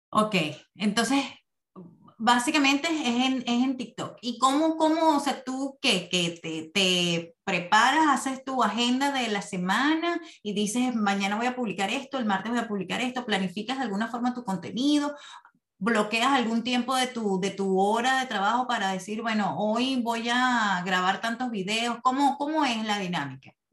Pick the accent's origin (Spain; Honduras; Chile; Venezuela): Venezuela; moved away as an adult; now in Phoenix, United States; soy comunicadora venezolana residenciada en Phoenix, Arizona